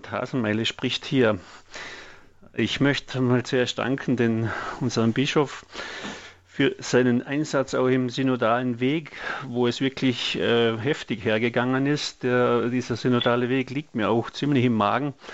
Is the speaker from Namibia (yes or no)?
no; Austria; moved away; ich bin Österreicher und bin seit 30 Jahren hier und ich habe in Österreich in der katholischen Landjugendbewegung zehn Jahre ehrenamtlich mitgearbeitet.